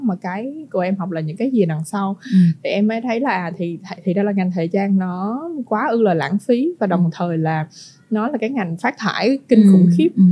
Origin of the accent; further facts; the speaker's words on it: Vietnam; mình là người Việt Nam